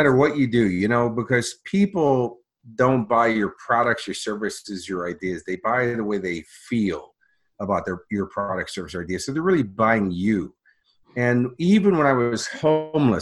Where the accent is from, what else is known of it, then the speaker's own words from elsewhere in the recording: Chicago, Illinois, United States; now in Australia; my hometown of Chicago